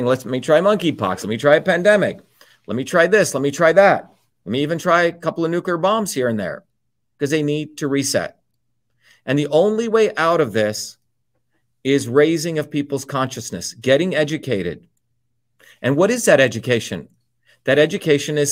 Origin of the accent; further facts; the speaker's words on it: New Jersey, United States; also born or lived in India; growing up in New Jersey, working class kid